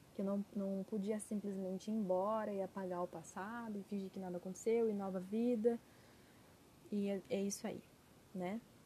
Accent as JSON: {"language": "Portuguese", "country": "Brazil", "also_born_or_lived": "Portugal", "said": "eu tinha ido, né, morado é, fora do Brasil"}